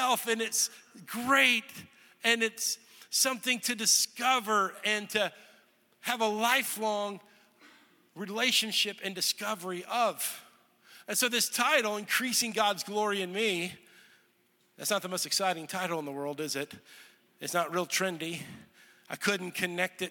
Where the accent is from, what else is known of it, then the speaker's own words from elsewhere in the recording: Texas, United States; moved away as an adult; also born or lived in Olathe, Kansas; I grew up in Texas and I went to college in Kansas. So I lived in the same house for 18 years